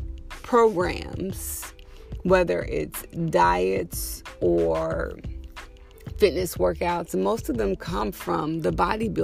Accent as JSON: {"language": "English", "region": "Texas", "country": "United States", "tie": "born or raised there", "moved": "yes", "said": "I grew up super skinny in Texas"}